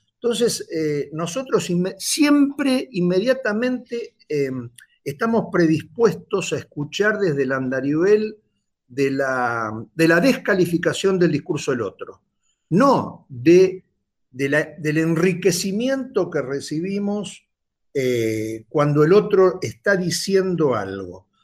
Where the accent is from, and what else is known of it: Argentina